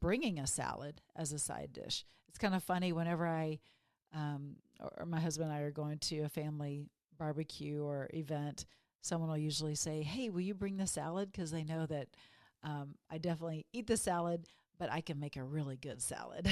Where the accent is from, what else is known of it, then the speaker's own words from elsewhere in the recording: Texas, United States; when I grew up in Texas